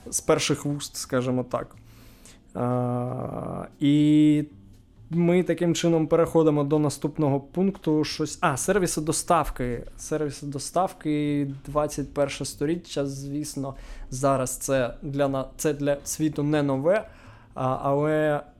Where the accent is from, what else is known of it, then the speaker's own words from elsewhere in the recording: Nikopol, Dnipropetrovsk Oblast, Ukraine; now in Kyiv, Ukraine; я народився в Дніпропетровській області. Ага. А, Нікополь. Нікополь, так.